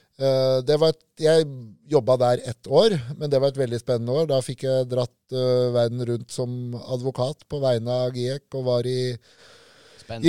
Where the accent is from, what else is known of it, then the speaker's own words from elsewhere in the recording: Lillehammer, Innlandet, Norway; Jeg vokste opp sjøl på Lillehammer, i Søre Ål på Lillehammer